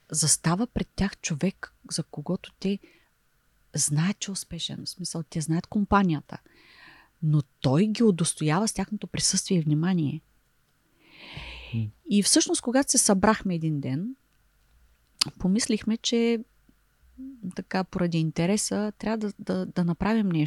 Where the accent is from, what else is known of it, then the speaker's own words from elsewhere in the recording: Varna, Varna Province, Bulgaria; И понеже те са от София, ние сме от Варна